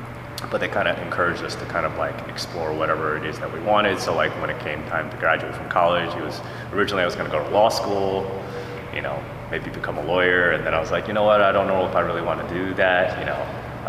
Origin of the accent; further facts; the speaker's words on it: East Coast, United States; Okay, so I was born and raised primarily on the East Coast.